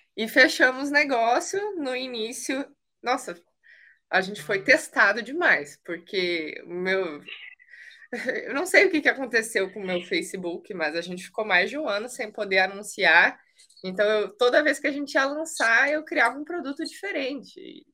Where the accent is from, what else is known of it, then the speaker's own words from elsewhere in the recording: Canoas, Rio Grande do Sul, Brazil; moved away as an adult; also born or lived in Rio de Janeiro; Eu sou do Sul, sou de Canoas, onde ele mora